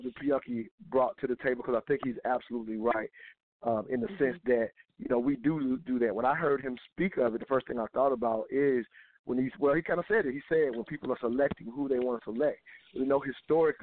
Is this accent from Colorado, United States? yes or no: no; South Carolina, United States; growing up in South Carolina